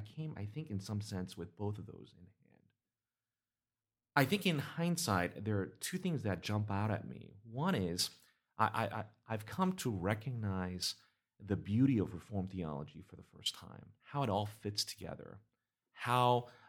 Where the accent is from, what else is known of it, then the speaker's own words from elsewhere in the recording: South Korea; I grew up with the, initially when I was in Korea, the teachings in the churches